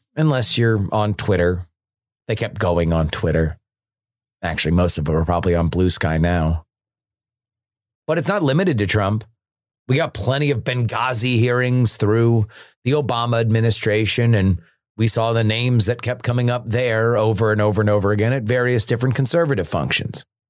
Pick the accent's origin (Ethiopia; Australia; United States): United States; as an American